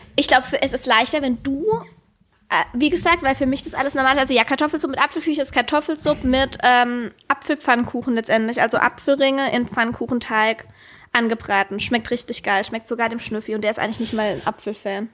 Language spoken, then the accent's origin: German; Black Forest, Baden-Württemberg, Germany; Klar hat dort meine Kindheit stattgefunden